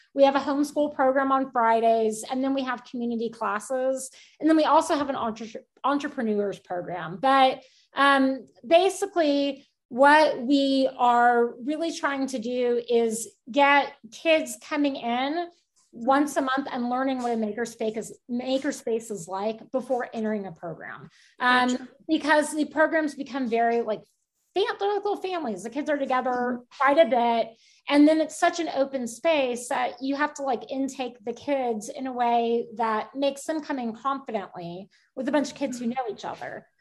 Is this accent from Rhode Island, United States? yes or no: no; Houston, Texas, United States; now in Kendall County, United States; I'm originally from Houston.